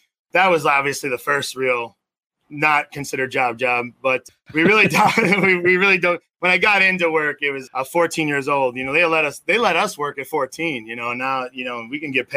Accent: Melrose Park, Illinois, United States; Grew up in a small suburb just west of there, very small, called Melrose Park.

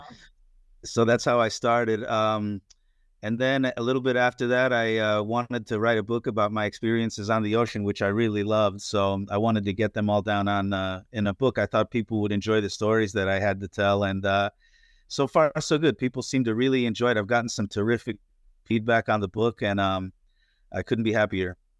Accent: northeastern Pennsylvania, United States; also born or lived in Florida; now in Destin, United States; I grew up in Pennsylvania, uh, in northeastern Pennsylvania, uh, near the Poconos, Pocono Mountains

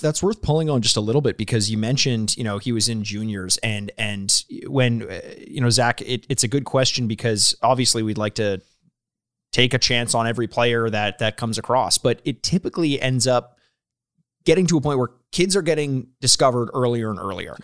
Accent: Canada; we're from Canada

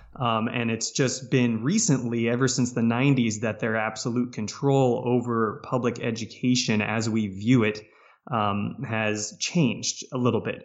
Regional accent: Valencia, California, United States; moved away as an adult; also born or lived in Philadelphia; I came from Southern California. That's where I grew up. Town called Valencia, which about forty minutes north of L

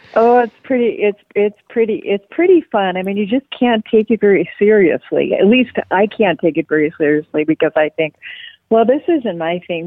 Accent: Marquette, Michigan, United States; I was growing up in Marquette, Michigan

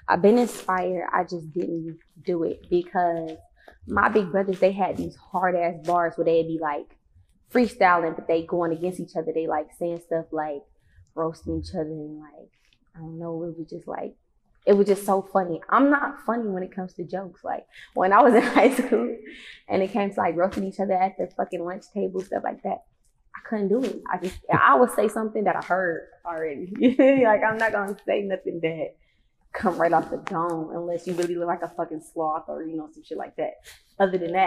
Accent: Detroit, Michigan, United States; I'm from Joy Road 89, straight up off the freeway

